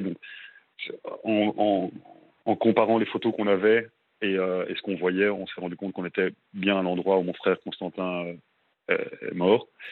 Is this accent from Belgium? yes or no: yes; Brussels, Brussels-Capital Region, Belgium; moved away as an adult; now in Melbourne, Australia; je suis à Bruxelles, en Belgique. Je suis belge.